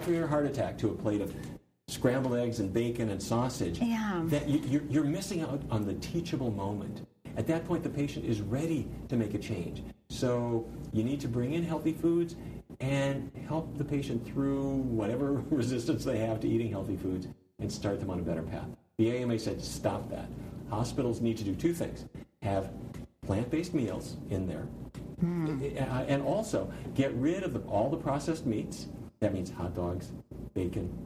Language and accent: English; Fargo, North Dakota, United States; I grew up in Fargo, North Dakota, and I come from a long line of cattle ranchers.